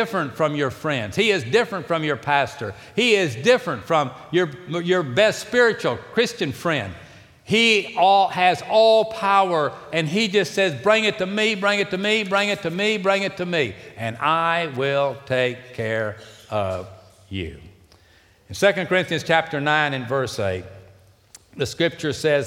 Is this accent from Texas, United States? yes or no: yes; Houston, Texas, United States; I was raised here. I know my ways around